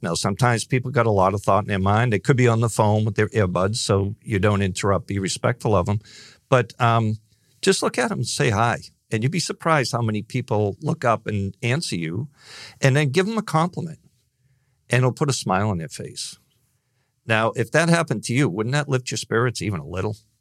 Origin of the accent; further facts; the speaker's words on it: Northeast, United States; growing up in the Northeast